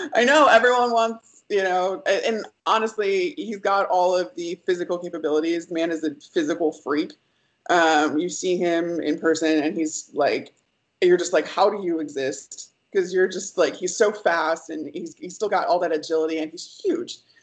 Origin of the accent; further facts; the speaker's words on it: Chicago, Illinois, United States; I grew up in Chicago